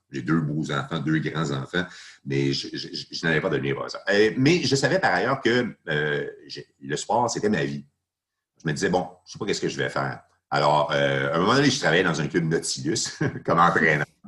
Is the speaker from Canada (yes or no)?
yes; Laval, Quebec, Canada; j'étais parti de chez moi à Saint-Vincent-de-Paul à Laval